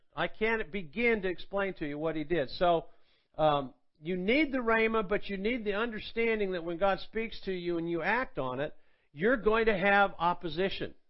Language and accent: English; Athens, Georgia, United States; moved away as an adult; also born or lived in Tulsa, Oklahoma; Athens, Georgia, which is where I'm from, and uh, uh, which is where I live now.